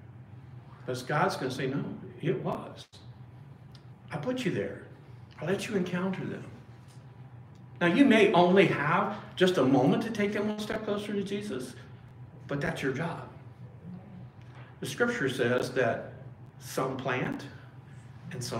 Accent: Springfield, Illinois, United States; moved away; I'm from Springfield, Illinois, originally. That's where I was born and raised for a period of time

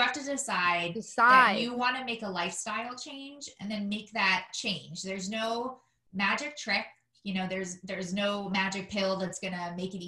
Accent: New York City, New York, United States; now in Washington, D.C., United States; I'm also a fellow New Yorker. I'm from Staten Island, not as nice as Brooklyn

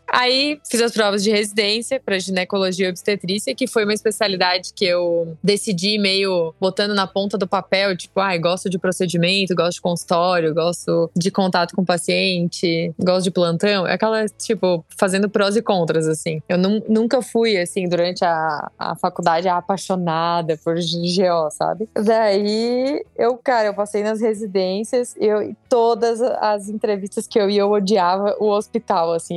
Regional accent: Grão Pará, Santa Catarina, Brazil; moved away as an adult; also born or lived in Criciúma; Eu sou do sul do estado de Santa Catarina. É, nasci numa cidade bem picorruxa, lá no sul, chamada Grão Pará, de 5 mil habitantes. E lá eu, eu cresci

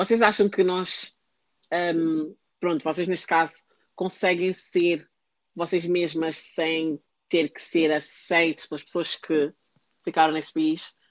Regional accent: Portugal; now in United Kingdom; eu não nasci num sítio, eu nasci em Portugal.

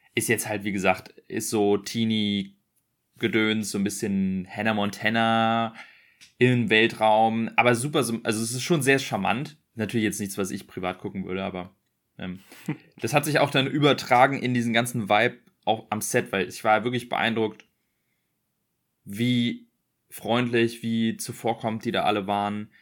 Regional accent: Berlin, Germany; ich bin in Berlin groß geworden.

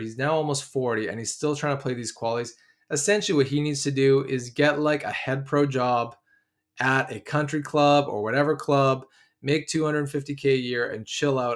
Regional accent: Vancouver, British Columbia, Canada; I'm from Vancouver

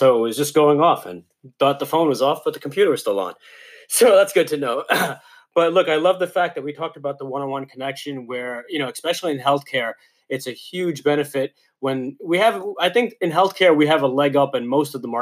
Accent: New York, United States; Growing up in New York

